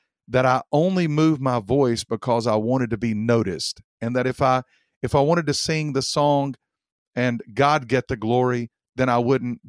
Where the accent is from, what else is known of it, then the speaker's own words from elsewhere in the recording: Mount Airy, North Carolina, United States; I grew up in Mount Airy, North Carolina